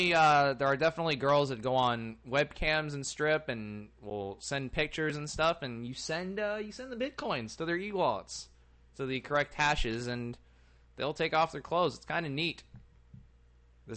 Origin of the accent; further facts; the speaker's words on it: United States; I'm an American with British ancestry